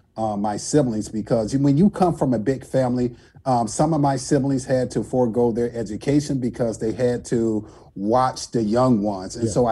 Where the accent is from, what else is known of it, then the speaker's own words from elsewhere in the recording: Racine, Wisconsin, United States; I was born on October 16th, 1970, Racine, Wisconsin.